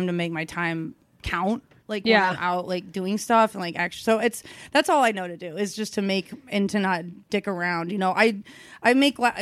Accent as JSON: {"language": "English", "town": "Kansas City", "country": "United States", "tie": "born or raised there", "said": "I found Stanford and Sons, which is like my hometown club"}